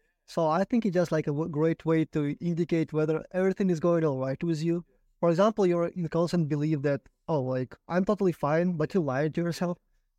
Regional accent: Ukraine; English is a second language; now in United States; So I personally, I came from a country from Ukraine, as you know

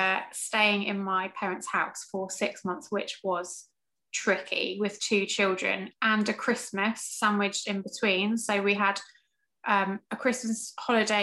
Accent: England, United Kingdom; accent: English; moved away as an adult; also born or lived in Chester County, Pennsylvania; now in Pennsylvania, United States; I'm originally from England.

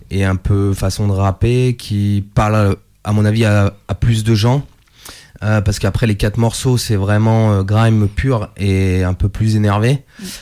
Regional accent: Italy; Ah non, mais je suis italien.

